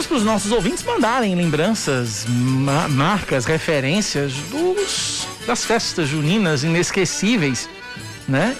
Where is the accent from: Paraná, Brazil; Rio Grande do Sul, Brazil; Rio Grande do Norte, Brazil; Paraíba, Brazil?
Paraíba, Brazil; João Pessoa; sou de João Pessoa.